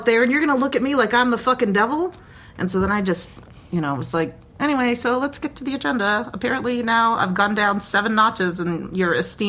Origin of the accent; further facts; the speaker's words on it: New Mexico, United States; everybody knows I'm from New Mexico.